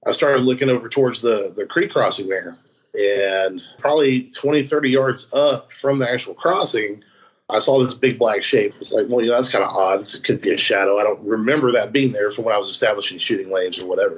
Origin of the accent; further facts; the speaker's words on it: Texas, United States; I am a Texan